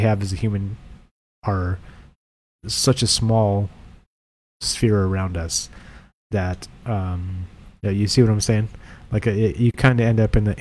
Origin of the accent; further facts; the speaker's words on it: near Mount Shasta, California, United States; I spent a lot of time growing up near Mount Shasta